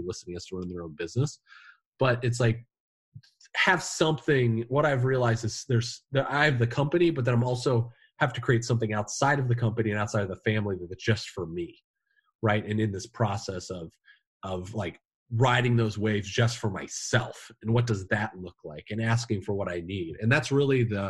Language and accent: English; Indiana, United States; now in New England, United States; I'm from Indiana, you know, the Midwest. We bury our problems